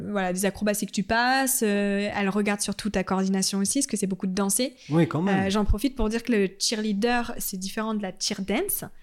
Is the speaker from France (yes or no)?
yes; Annecy, Auvergne-Rhône-Alpes, France; On, est, on vient